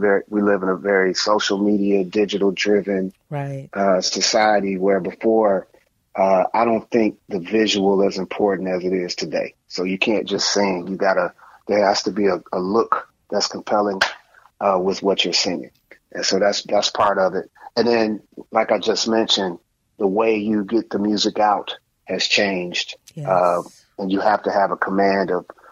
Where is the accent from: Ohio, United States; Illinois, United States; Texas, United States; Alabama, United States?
Illinois, United States; Chicago; also born or lived in Maywood, Illinois; growing up in Chicago and you had front stoops and my front stoop was the stage.